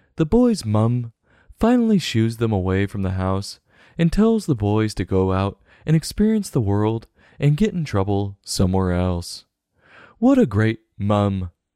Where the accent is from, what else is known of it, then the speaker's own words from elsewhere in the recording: United States; accent: American; myself speaking American